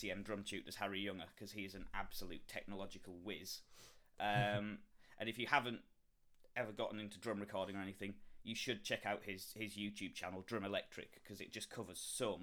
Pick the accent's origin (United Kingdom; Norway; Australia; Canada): United Kingdom; the north of England